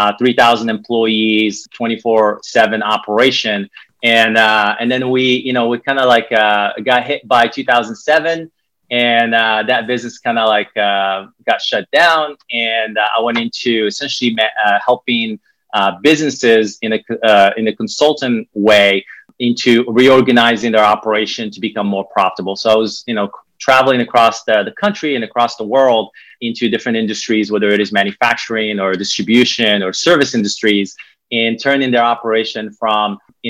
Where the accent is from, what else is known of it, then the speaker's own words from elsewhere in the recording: Morocco; English is a second language; So like I said, I'm originally from Morocco. I started my career in banking early age.